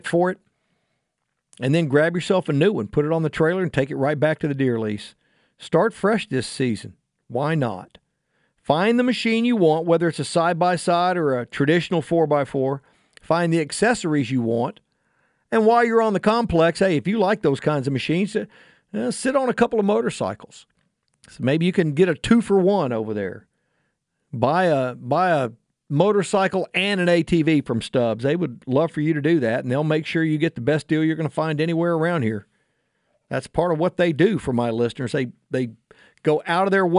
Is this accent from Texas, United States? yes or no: yes; Houston, Texas, United States; when I was a little kid, very small child growing up in Sharpstown